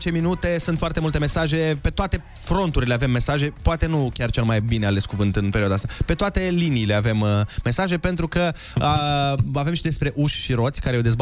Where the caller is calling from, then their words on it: Lupen, Hunedoara County, Romania; din Lupen, v-am salutat.